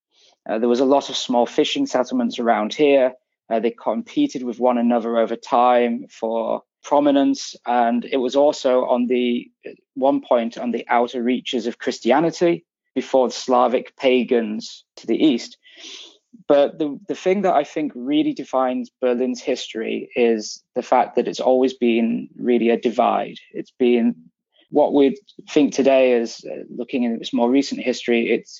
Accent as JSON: {"language": "English", "region": "England", "country": "United Kingdom", "tie": "born or raised there", "said": "No, I'm English. I grew up in England"}